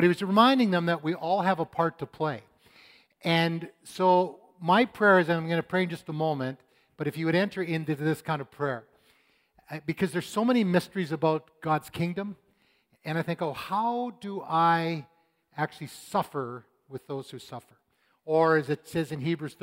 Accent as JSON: {"language": "English", "country": "Canada", "tie": "born or raised there", "said": "I was born in Canada."}